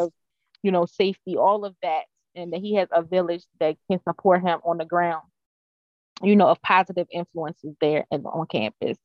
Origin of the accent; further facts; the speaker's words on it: Baltimore County, Maryland, United States; I grew up in Baltimore County